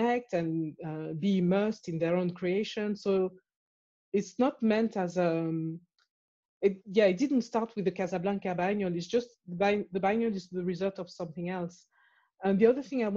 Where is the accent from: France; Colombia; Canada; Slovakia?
France; also born or lived in Morocco / Cameroon; now in London, United Kingdom; I was born in France, but I was born a Cameroonian citizen. And then I left France, I went to Morocco.